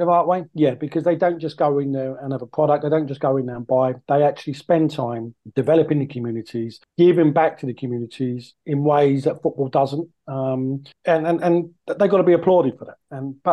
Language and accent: English; near Gillingham, South East England, United Kingdom; I grew up near Gillingham